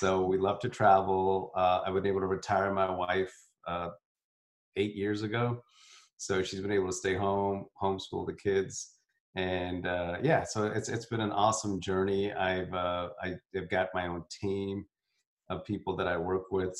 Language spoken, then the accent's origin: English; South India, India; I'm from, I'm South Indian.